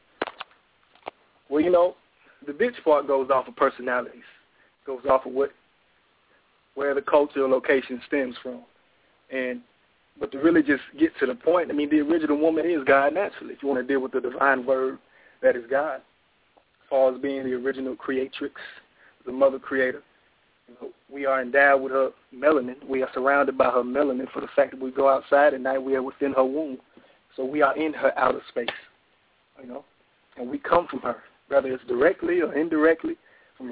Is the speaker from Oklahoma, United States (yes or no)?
yes; Tulsa, Oklahoma, United States; I'm from Tulsa, Oklahoma.